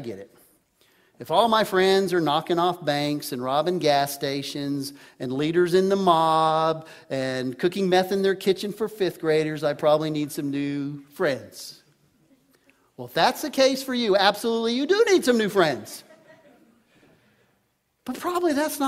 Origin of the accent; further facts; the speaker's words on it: Texas, United States; I grew up in Texas